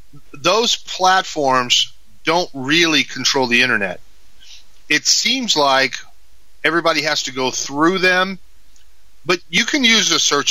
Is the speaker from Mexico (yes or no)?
yes; Mexico; You know, I grew up in Mexico. My parents were missionaries